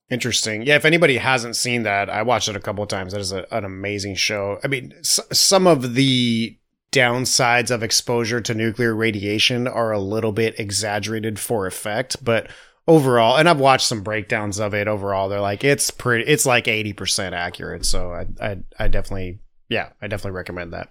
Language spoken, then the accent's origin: English; United States; I'm a dumb American